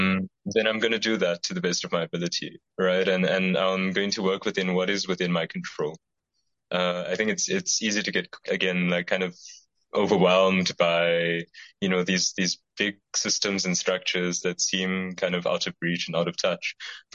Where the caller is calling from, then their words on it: South Africa; the fact that I'm speaking from South Africa, which is a context that I'm, as I'm sure you're familiar with, yes, it definitely has its problems